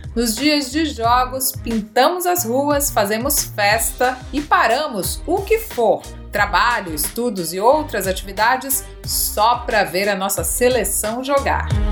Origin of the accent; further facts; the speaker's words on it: Brazil; now in Australia; como bons brasileiros, mesmo do outro lado do mundo